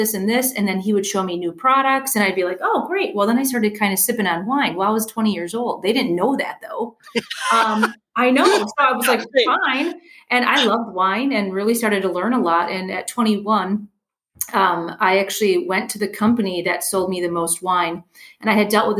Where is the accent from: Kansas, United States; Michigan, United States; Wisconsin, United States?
Wisconsin, United States; moved away; I'm originally from Wisconsin.